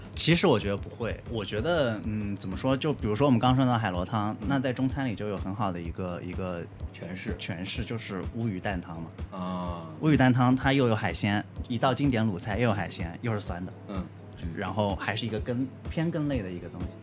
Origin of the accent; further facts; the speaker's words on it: China; 我们作为中国人